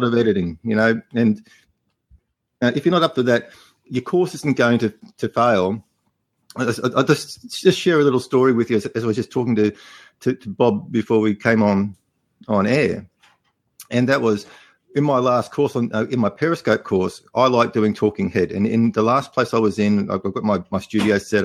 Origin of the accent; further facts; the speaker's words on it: Australia; accent: Australian; my Australian accent